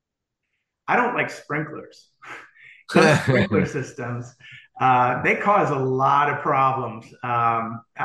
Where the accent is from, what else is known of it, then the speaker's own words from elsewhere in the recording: St. Paul, Minnesota, United States; moved away; also born or lived in Vanderbilt; originally, I grew up in St. Paul, Minnesota.